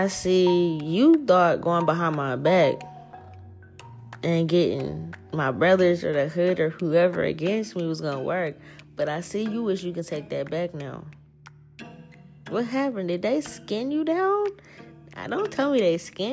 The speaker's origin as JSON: {"language": "English", "town": "New Orleans", "region": "Louisiana", "country": "United States", "moved": "yes", "lives_now": "Seattle, United States", "said": "I'm not even from Seattle, dog. Like, I'm from New Orleans"}